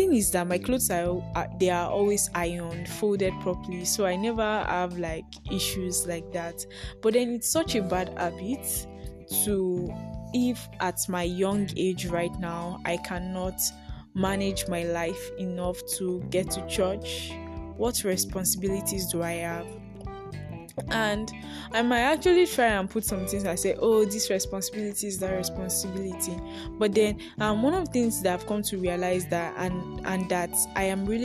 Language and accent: English; Nigeria; I am a Nigerian YouTuber, podcaster.